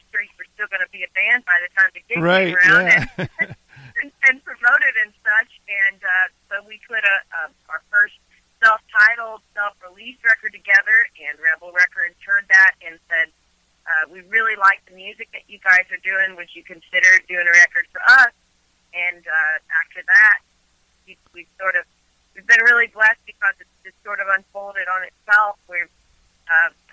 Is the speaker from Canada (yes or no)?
no; southern Illinois, United States; now in Nashville, United States; we're actually in southern Illinois, where I'm from